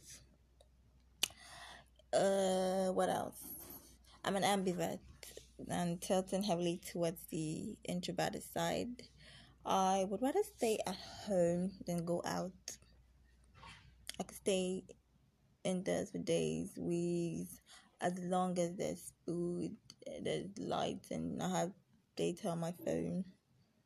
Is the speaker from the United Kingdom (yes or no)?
no; Anambra, Nigeria; I'm Igbo. I'm from Anambra